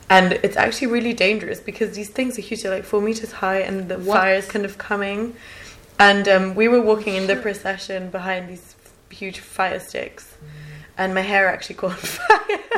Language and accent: English; Germany; also born or lived in France; I grew up in Germany, but all my life I've always been going to Italy because my family still lives there. I've lived in France.